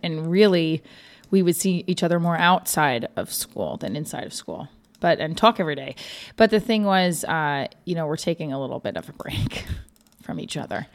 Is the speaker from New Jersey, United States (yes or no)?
yes; New Jersey, United States; I'm from Jersey, but I am right outside New York City